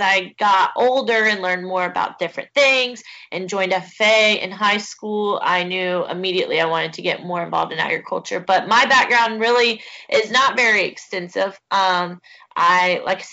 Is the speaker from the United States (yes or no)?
yes; Brooksville, Florida, United States; now in Fort Pierce, United States; I am originally from Brooksville, Florida